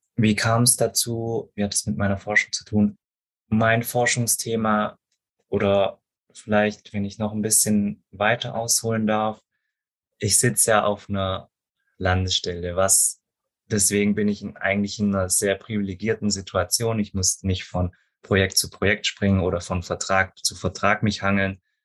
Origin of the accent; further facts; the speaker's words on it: Stuttgart area, Baden-Württemberg, Germany; Ich bin ja auch selber hier aus der Gegend, deswegen ich hoffe, dass mein Dialekt nicht zu stark ist